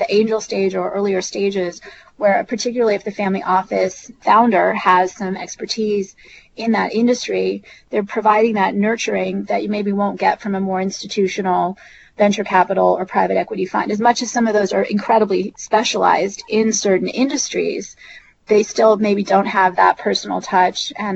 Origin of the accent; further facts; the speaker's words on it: Silicon Valley, California, United States; So I'm originally from Silicon Valley. And so I grew up in the land of the venture capitalists